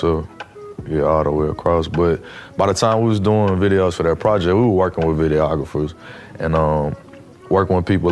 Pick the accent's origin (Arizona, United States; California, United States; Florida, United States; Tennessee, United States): Tennessee, United States; Nashville; I'm from Nashville